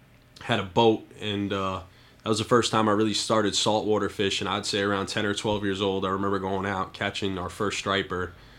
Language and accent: English; Westchester County, New York, United States; I grew up in Westchester County, New York.